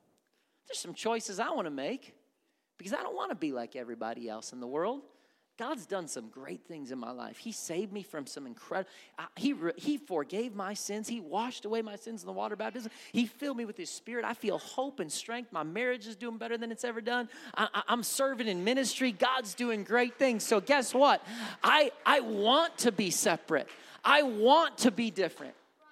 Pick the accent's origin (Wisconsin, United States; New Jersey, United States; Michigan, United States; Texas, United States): Wisconsin, United States; I go back to Wisconsin, people say I sound like I'm from the South. I don't hear that.